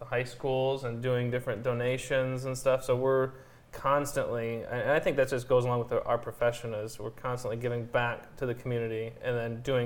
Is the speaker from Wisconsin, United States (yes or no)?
no; Napoleon, Michigan, United States; I grew up in Napoleon